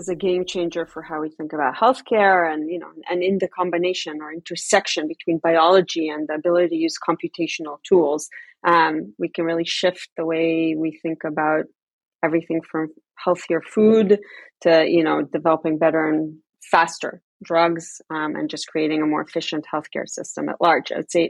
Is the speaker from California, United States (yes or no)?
no; New York, United States; also born or lived in Tel Aviv, Israel; You know, I grew up in New York and in Tel Aviv. Never had a kid in my class with a peanut allergy or some other sensitivity.